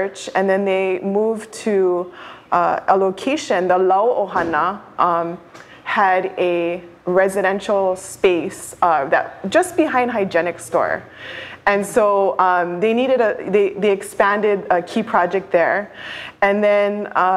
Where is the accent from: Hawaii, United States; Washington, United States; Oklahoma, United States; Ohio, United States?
Hawaii, United States; Kaʻaʻawa, Oahu; My connection and growing up is in Ka'ava. I lived with my mother and my grandmother